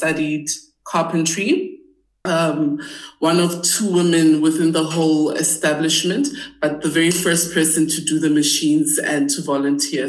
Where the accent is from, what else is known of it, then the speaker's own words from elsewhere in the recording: Gauteng, South Africa; I grew up in and around Gauteng